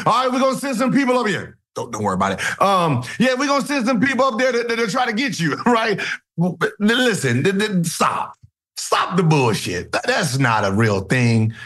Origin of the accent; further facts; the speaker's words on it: California, United States; I'm from Cali